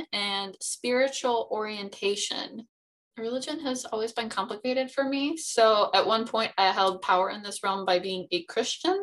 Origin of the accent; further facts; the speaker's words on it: United States; we're from America